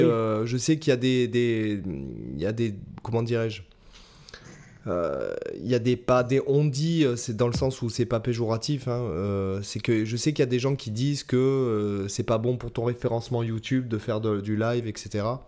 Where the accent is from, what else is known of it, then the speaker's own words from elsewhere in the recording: Toulon, Provence-Alpes-Côte d'Azur, France; moved away; je suis retourné à Toulon, ma ville natale